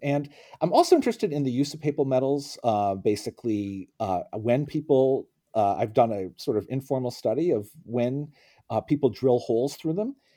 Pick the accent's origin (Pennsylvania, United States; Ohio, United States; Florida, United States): Pennsylvania, United States; Scranton; also born or lived in Oxford; now in Princeton, United States; I grew up in Scranton, Pennsylvania